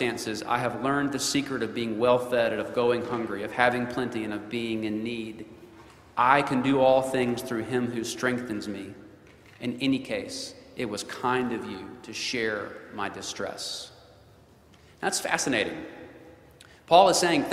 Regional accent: North Alabama, United States; I'm from North Alabama, the New South

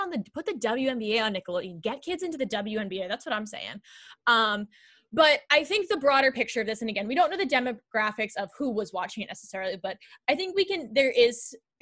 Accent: Northeast, United States; we grew up on the East Coast, like the Northeast

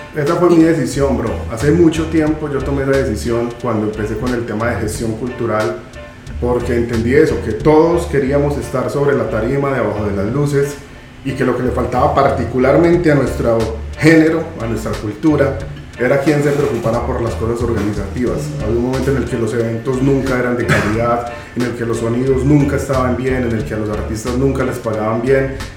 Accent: Colombia; como colombiano

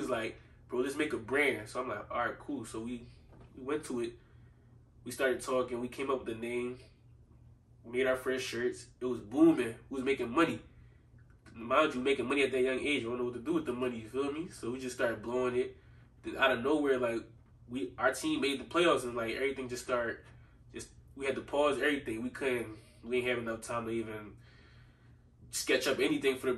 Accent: Philadelphia, Pennsylvania, United States; I grew up in Southwest Philly

